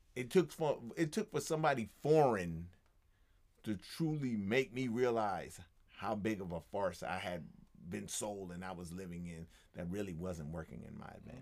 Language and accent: English; United States; as an American